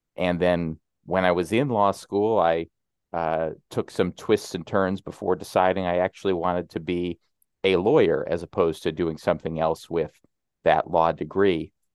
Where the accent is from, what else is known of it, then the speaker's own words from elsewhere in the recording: Illinois, United States; moved away as an adult; also born or lived in New York City; my home state of Illinois